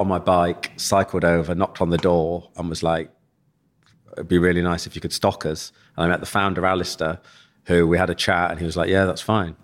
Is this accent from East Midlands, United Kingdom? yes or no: yes; Leicester, East Midlands, United Kingdom; moved away as an adult; also born or lived in Nottingham; now in London, United Kingdom; growing up in Leicester